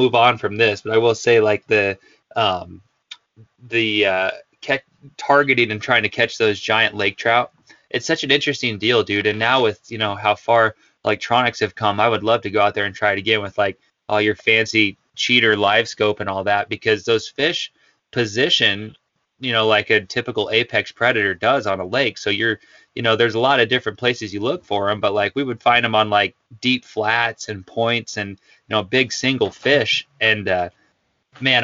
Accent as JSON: {"language": "English", "town": "Pinedale", "region": "Wyoming", "country": "United States", "tie": "born or raised there", "said": "growing up in Pinedale"}